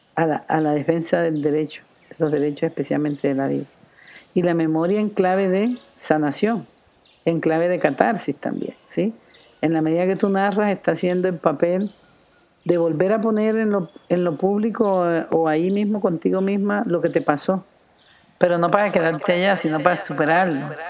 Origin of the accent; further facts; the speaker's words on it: El Carmen de Bolívar, Bolívar, Colombia; Yo soy nacida en Colombia, en el norte de Colombia, en una región que se llama Los Montes de María, Carmen de Bolívar. Ahí nací de una familia de ancestros campesinos